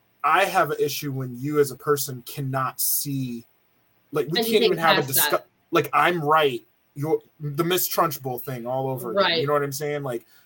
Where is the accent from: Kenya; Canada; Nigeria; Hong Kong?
Nigeria; Nigerian. I'm Nigerian.